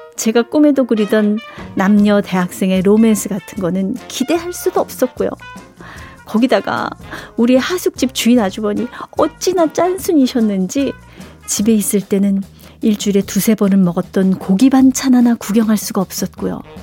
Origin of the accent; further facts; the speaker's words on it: Seoul, South Korea; 저도 이 서울 태생이라